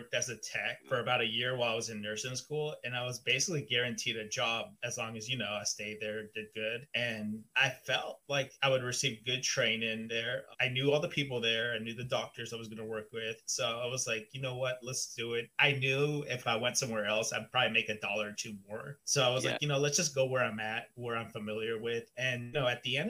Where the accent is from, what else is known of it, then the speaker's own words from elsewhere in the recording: Georgia, United States; moved away as an adult; also born or lived in Chicago, Illinois / Atlanta, Georgia; now in Bay Area, California, United States; I'm originally from Georgia